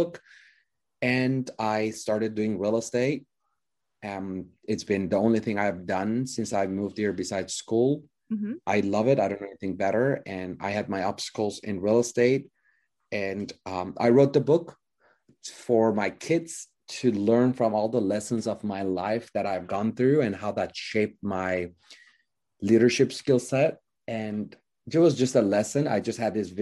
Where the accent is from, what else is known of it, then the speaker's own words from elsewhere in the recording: Iran; moved away as an adult; also born or lived in Hollywood, United States; now in United States; I was 30 days old, moved to Iran. My parents are Christian Armenian, so we were a minority in Iran.